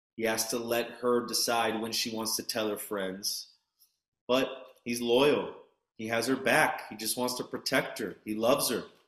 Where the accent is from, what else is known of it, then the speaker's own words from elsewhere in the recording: New York City, New York, United States; I'm a New Yorker